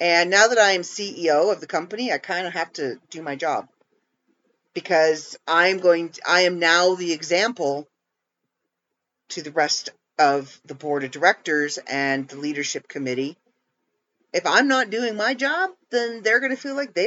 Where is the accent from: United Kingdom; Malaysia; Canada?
Canada; As a Canadian, it's something I was used